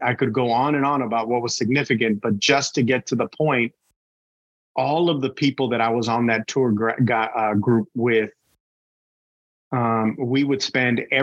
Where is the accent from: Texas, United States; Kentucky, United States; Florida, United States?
Texas, United States; Brownsville; moved away as an adult; now in College Station, United States; I was born and raised in Brownsville, Texas. So I'm from the Valley.